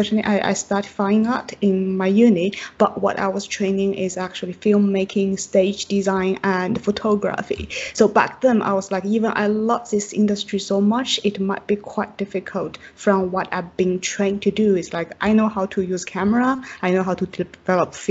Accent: Chongqing, China; English is a second language; moved away as an adult; also born or lived in Shanghai / Frankfurt, Germany; now in United Kingdom; I am from China, and my hometown is in southwest part of China, in Chongqing

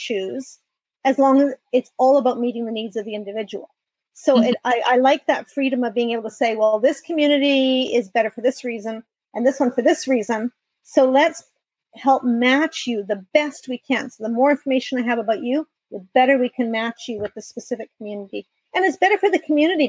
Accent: Canada; moved away as an adult; now in San Diego, United States; I am Canadian and moved to San Diego 4 years ago

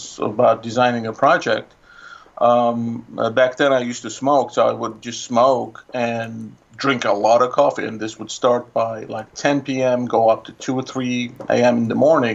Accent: Istanbul, Turkey; moved away as an adult; also born or lived in New York City; now in Brooklyn, United States; I am from Istanbul

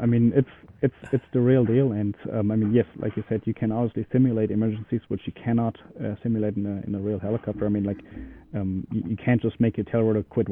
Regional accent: Germany; moved away; I'm originally from Germany

